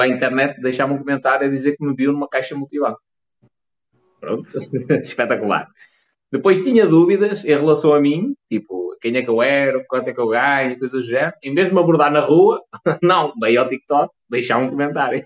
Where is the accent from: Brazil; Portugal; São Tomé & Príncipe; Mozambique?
Portugal; the North, Norte; accent: northern; eu sou um gajo do Norte